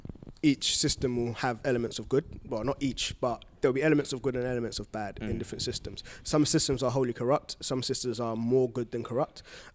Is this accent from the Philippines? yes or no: no; Ghana; Not in Ghana.